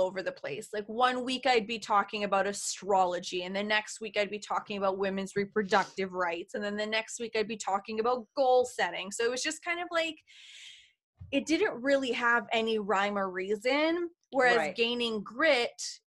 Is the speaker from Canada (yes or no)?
yes; Canada; I'm Canadian